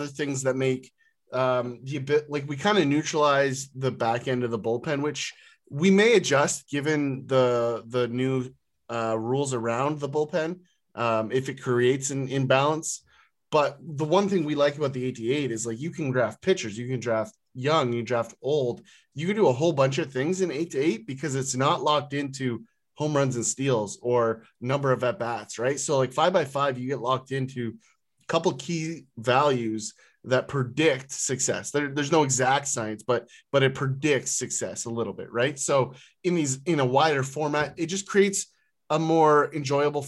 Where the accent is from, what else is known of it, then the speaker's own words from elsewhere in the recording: near Port Lambton, Ontario, Canada; I grew up near the American border. And so there's a small town just north of the town that I grew up in called Port Lambton